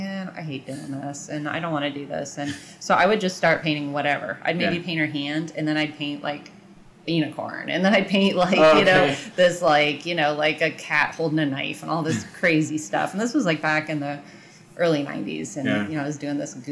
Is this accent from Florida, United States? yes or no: yes; Sarasota, Florida, United States; growing up in Sarasota